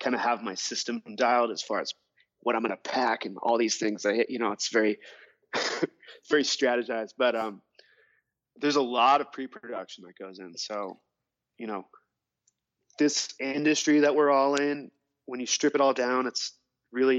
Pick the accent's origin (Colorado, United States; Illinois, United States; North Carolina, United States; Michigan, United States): Colorado, United States; Carbondale; I grew up here in Colorado in the mountains, in a town called Carbondale